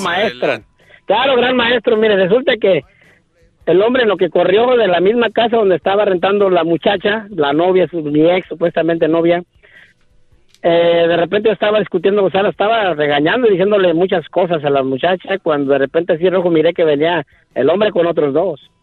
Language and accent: Spanish; Michoacán, Mexico; moved away; soy de Michoacán